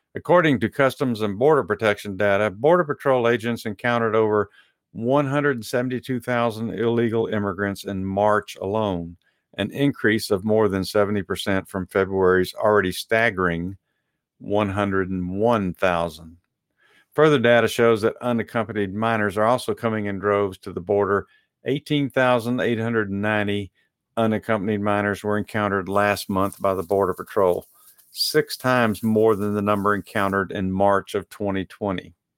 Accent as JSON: {"language": "English", "town": "Dallas", "region": "Texas", "country": "United States", "said": "I am from South Oak Cliff"}